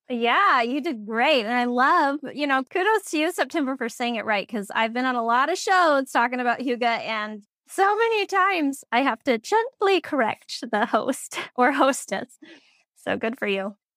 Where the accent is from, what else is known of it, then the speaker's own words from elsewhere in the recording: Phoenix, Arizona, United States; moved away as an adult; now in Minnesota, United States; I am originally from Phoenix, Arizona, but I followed love all the way to Minnesota, you know, twenty plus years ago